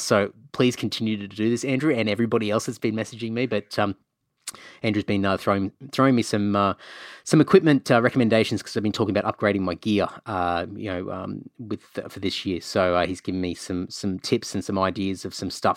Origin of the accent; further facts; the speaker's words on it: Queensland, Australia; also born or lived in Cunnamulla / Emerald / Rockhampton / Brisbane; growing up in Queensland